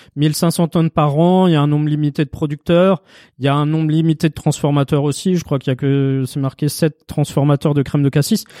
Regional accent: Paris, Île-de-France, France; Chez nous, à Paris

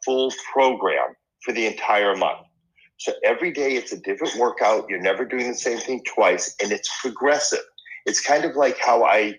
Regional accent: Boston, Massachusetts, United States; first language Spanish; English is a second language; moved away as an adult; also born or lived in Argentina; now in Los Angeles, United States; I grew up in Boston

